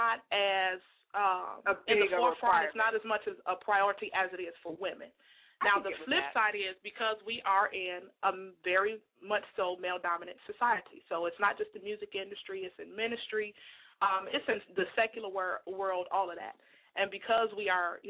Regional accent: Chicago, Illinois, United States; I'm from Chicago, born and raised

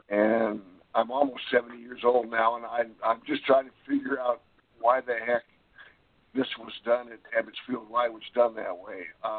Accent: New York, United States; born there; now in Los Angeles, United States; Oh yes, oh yes. I was born in New York, but we left in 1949, so never really had a chance. But when I moved out to LA and saw them at the Coliseum, I just became a huge, huge Dodger fan.

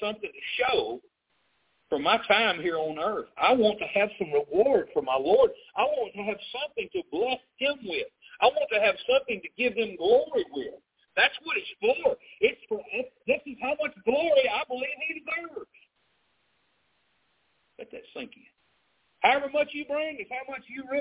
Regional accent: South Arkansas, United States; I grew up in the South. I mean, I grew up down here in South Arkansas

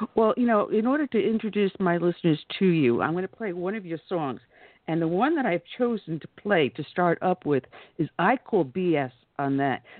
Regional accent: New York, United States; moved away; also born or lived in the American South; I'm originally from New York, but I got down here as soon as I could.

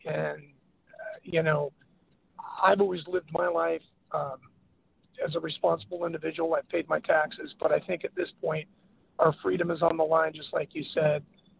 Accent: San Francisco Bay Area, California, United States; moved away as an adult; also born or lived in Mexico; my hometown of the San Francisco Bay Area

